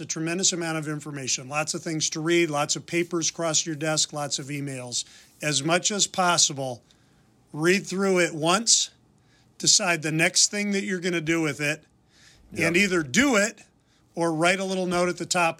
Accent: Wheaton, Illinois, United States; moved away as an adult; also born or lived in Philadelphia; I grew up in Wheaton, Illinois

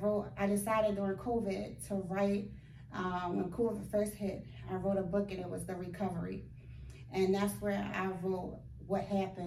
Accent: Baltimore, Maryland, United States; So, but we're both from Baltimore.

